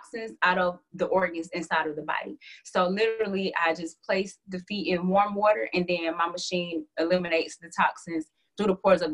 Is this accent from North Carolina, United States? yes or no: no; Atlanta, Georgia, United States; I'm from Hotlanta, Atlanta, Georgia.